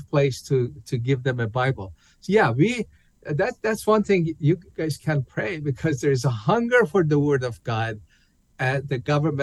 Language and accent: English; Iran; English is a second language; moved away as an adult; also born or lived in Tehran; now in United States; Well, I was born in Iran as a Muslim. I grew up there.